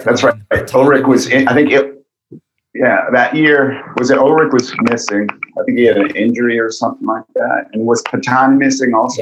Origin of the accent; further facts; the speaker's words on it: Massachusetts, United States; I grew up in Massachusetts, but I would go up to New, drive up to New Hampshire on the weekends